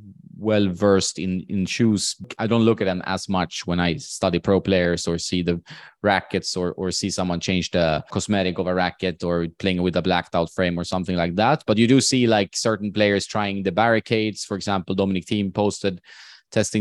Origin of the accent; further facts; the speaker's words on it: Sweden; in my hometown, for example, which is like the fifth or sixth city size wise in Sweden